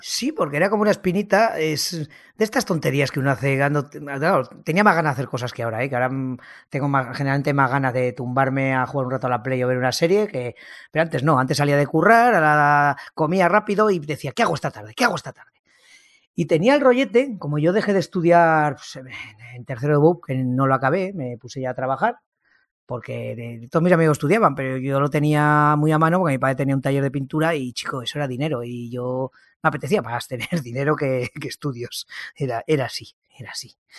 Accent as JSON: {"language": "Spanish", "town": "Ejea de los Caballeros", "region": "Aragon", "country": "Spain", "tie": "born or raised there", "lives_now": "Zaragoza, Spain", "said": "Yo soy de un pueblo, Ejea de los Caballeros, que está a unos 60 kilómetros, pero bueno, me nacieron aquí en Zaragoza y luego estuve en mi pueblo hasta los 20 añitos"}